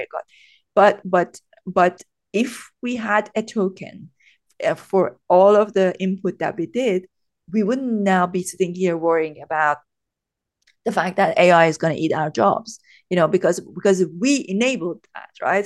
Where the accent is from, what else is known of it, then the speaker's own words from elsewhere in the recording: Iran; moved away as an adult; now in United Kingdom; I was born and brought up in Iran. So I came to the U K when I was twenty-three